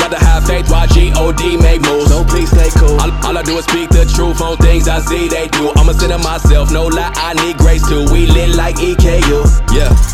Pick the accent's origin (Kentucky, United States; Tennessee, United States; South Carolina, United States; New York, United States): Kentucky, United States; Cincinnati area, Northern; I'm from Northern Kentucky, Cincinnati area.